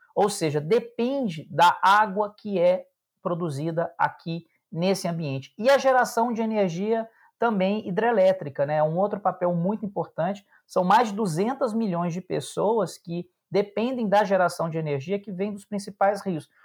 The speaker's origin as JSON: {"language": "Portuguese", "area": "Cerrado, Triângulo Mineiro", "region": "Minas Gerais", "country": "Brazil", "tie": "born or raised there", "said": "eu que também nasci no Cerrado e cresci no Cerrado"}